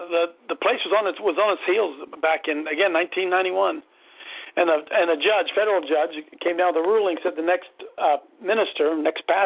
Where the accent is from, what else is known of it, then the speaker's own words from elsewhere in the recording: Columbus, Ohio, United States; I'm from Columbus, Ohio